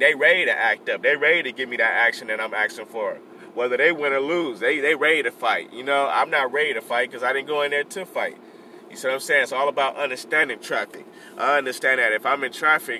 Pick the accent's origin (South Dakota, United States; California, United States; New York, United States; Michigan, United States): California, United States; Compton; also born or lived in Bellflower / Long Beach; My birthplace is Compton, so I always say Compton is where I'm from